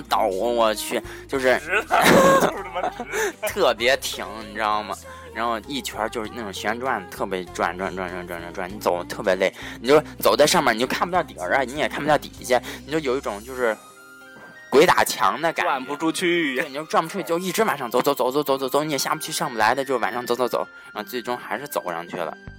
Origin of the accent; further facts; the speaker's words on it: northern China, China; 咱们都是北方人嘛